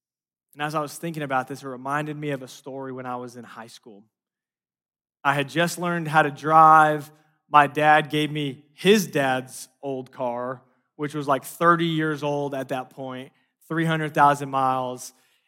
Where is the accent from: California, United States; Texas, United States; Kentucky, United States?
California, United States; Los Angeles; And I grew up in Los Angeles. We have these like 7-lane highways.